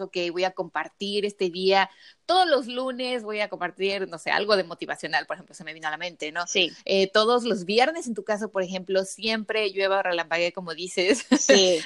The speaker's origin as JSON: {"language": "Spanish", "region": "Querétaro", "country": "Mexico", "tie": "born or raised there", "also_born_or_lived": "Mexico City / San Luis Potosí", "said": "yo nací en el DF, crecí en Querétaro, y, bueno, viví en Querétaro, viví en San Luis Potosí también unos años y después regresé al DF"}